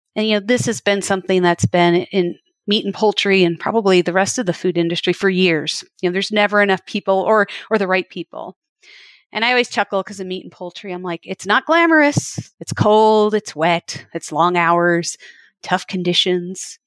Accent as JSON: {"language": "English", "region": "Wisconsin", "country": "United States", "tie": "born or raised there", "said": "I grew up milking cows in Wisconsin"}